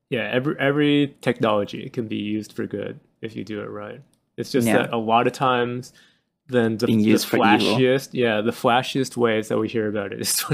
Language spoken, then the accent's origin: English; Japan; I am from Japan